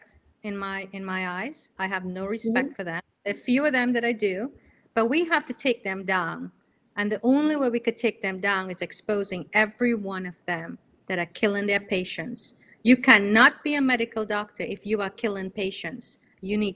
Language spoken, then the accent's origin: English; New York, United States; moved away as an adult; now in Florida, United States; I'm from New York, so I left New York and I'm in Florida now.